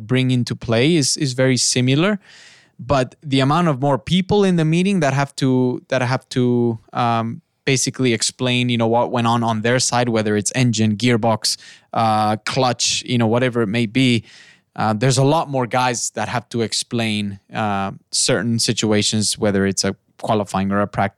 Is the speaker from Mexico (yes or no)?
yes; Mexico; moved away